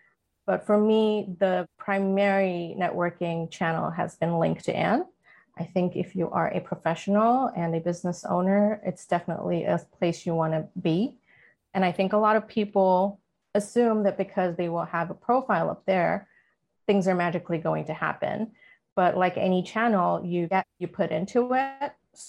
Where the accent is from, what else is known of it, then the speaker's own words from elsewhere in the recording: India; also born or lived in Middle East / Atlanta; now in Los Angeles, United States; My background, though, I was born and raised in India, partly also in the Middle East. We've moved to the US about 16 years ago and lived in Atlanta. So been on the East Coast and now live here in LA on the West Coast.